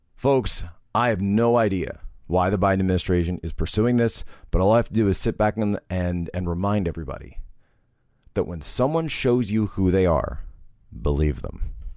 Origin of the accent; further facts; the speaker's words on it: Philadelphia area, Pennsylvania, United States; we're both actually from the Philadelphia area